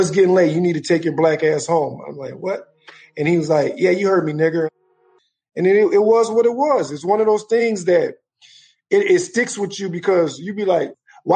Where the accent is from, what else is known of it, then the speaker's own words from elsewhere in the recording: Minneapolis, Minnesota, United States; I grew up in Minneapolis. I've been in Minneapolis since 1978